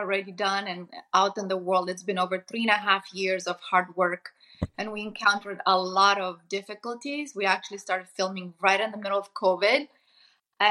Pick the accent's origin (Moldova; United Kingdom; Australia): Moldova; moved away; I come from Eastern Europe, from Moldova